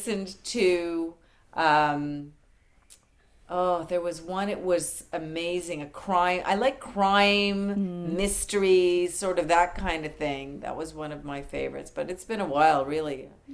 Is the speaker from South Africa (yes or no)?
no; Canada; moved away; I've recently only become an American. I'm Canadian